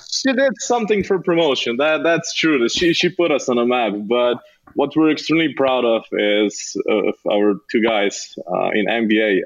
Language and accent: English; Slovenia; also born or lived in Ljubljana; I grew up uh, in a small town outside of Ljubljana